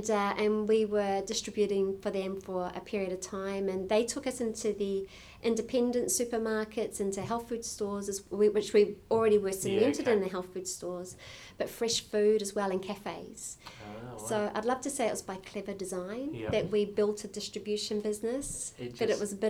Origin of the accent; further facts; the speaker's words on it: New Zealand; moved away; So the so we moved over from New Zealand 20 years ago